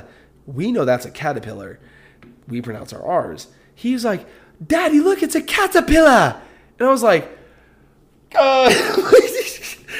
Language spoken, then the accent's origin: English; United States; as an American